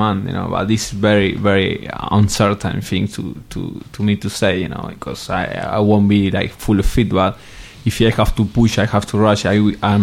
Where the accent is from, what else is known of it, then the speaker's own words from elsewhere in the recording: Argentina; English is a second language; moved away as an adult; also born or lived in Italy / Spain; I come from Argentina, South America